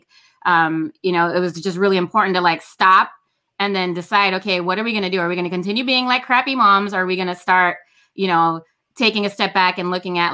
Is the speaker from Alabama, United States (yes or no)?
no; Los Angeles, California, United States; I grew up in Los Angeles as a foster kid